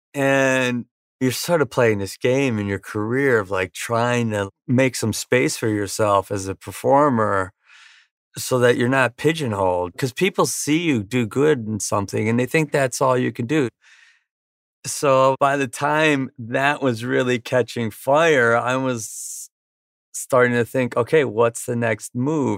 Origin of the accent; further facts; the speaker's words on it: Virginia Beach, Virginia, United States; moved away as an adult; also born or lived in Wisconsin / San Diego; We moved from Virginia Beach to San Diego the day after I graduated from high school